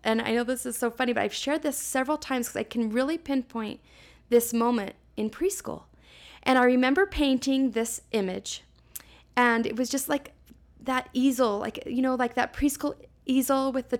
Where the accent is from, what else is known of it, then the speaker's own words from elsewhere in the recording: Salt Lake City, Utah, United States; So I was born and raised here in Salt Lake.